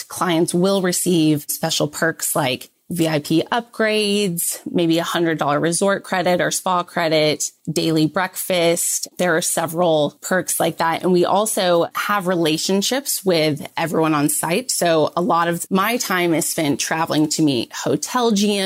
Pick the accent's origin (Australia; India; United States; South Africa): United States; Texas; Texas, which is my home state.